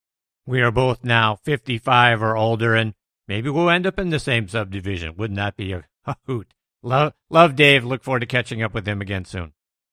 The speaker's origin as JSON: {"language": "English", "town": "Pittsburgh", "region": "Pennsylvania", "country": "United States", "tie": "born or raised there", "said": "I couldn't be more excited to be a part of my hometown news media site."}